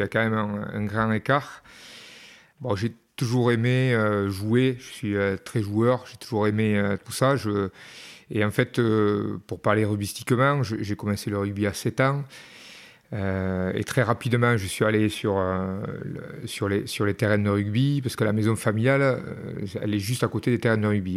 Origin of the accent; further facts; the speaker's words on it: Peyrehorade, Nouvelle-Aquitaine, France; moved away as an adult; also born or lived in Dax; Je suis resté longtemps en Pérorade parce que je suis parti euh, tard de Pérorade.